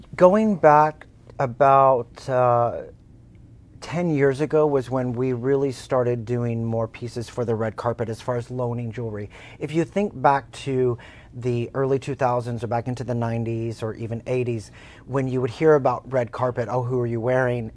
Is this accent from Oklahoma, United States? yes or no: yes; Oklahoma, United States; moved away; I'm from Oklahoma, and uh, my family's in drilling in, in Oklahoma